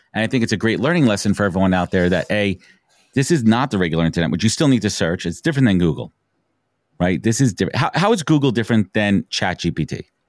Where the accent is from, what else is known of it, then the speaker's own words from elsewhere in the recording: New York City, New York, United States; I was growing up in Brooklyn, I remember in elementary school